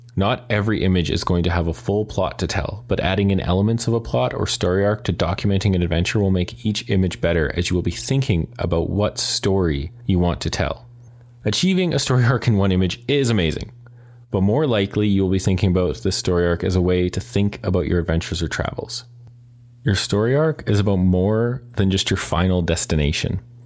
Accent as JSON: {"language": "English", "town": "Calgary", "region": "Alberta", "country": "Canada", "tie": "born or raised there", "said": "I was born and raised in Calgary"}